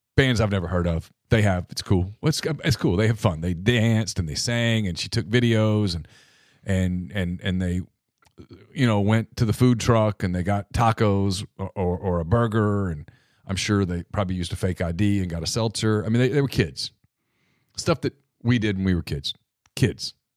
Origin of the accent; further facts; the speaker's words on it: Louisiana, United States; my home state of Louisiana, And look, we in Louisiana almost take pride in how corrupt our politicians are